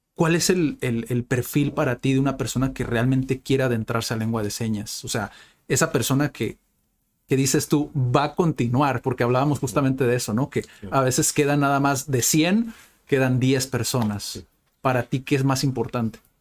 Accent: Tijuana, Baja California, Mexico; la gente de Tijuana, que, que nacimos y vivimos aquí en Tijuana

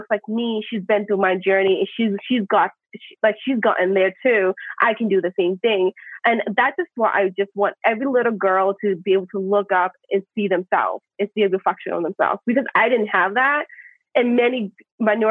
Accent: United States; also born or lived in Thailand; So I was born in Thailand, and then I came to America when I was 3 years old

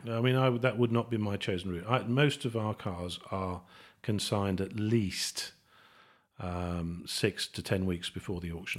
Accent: Birmingham, West Midlands, United Kingdom; I'm a Brummie

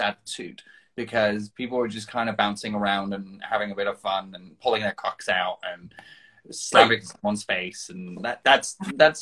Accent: Denmark; moved away; outside Denmark, where I came from

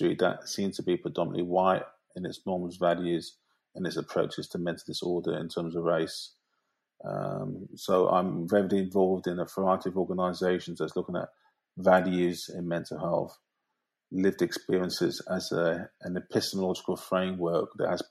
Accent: London, United Kingdom; I grew up in South London, Peckham, which is a hugely complex, multiracial, diverse area

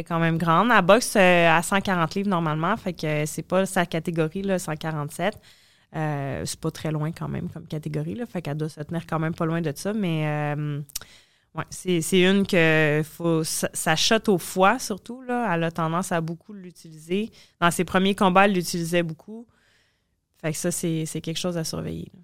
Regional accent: Trois-Rivières, Quebec, Canada; Trois-Rivières, qui est chez nous, là, où est-ce que je viens

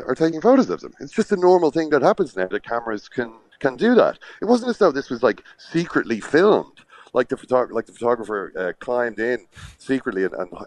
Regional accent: Ireland; I'm, you know, from Ireland.

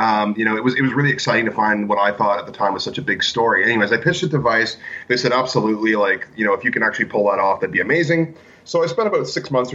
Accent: Ontario, Canada; moved away as an adult; now in Vancouver Island, Canada; I'm actually originally from Ontario, which isn't actually that far from New York

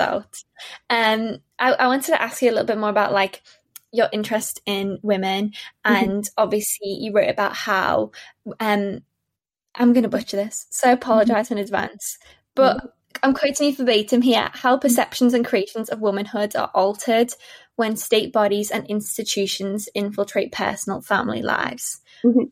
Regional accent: Liverpool, North West England, United Kingdom; moved away; my hometown, mm. it's incredible.

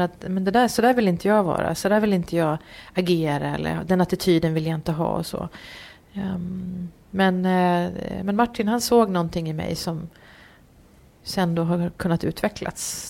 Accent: Uppsala, Uppsala County, Sweden; born or raised there; moved away as an adult; also born or lived in Varberg / Gothenburg; now in Gävle, Sweden

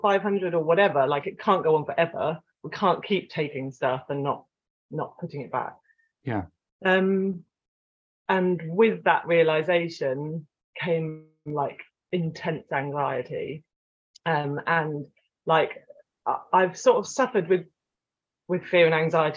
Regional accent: Cornwall, South West England, United Kingdom; also born or lived in France; growing up in Cornwall, we spent a lot of time on the beach

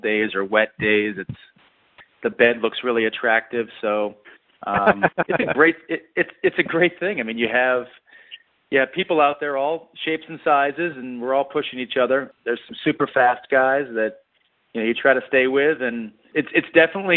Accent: Boston, Massachusetts, United States; now in Swarthmore, United States; I was born and raised up in the Boston area

